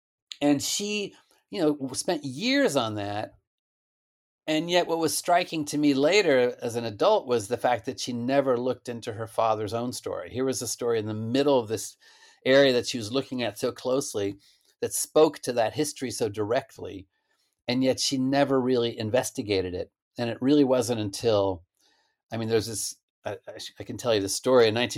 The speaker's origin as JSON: {"language": "English", "town": "Stillwater", "region": "Oklahoma", "country": "United States", "tie": "born or raised there", "said": "Stillwater. It's where Oklahoma State is. Stillwater, Oklahoma."}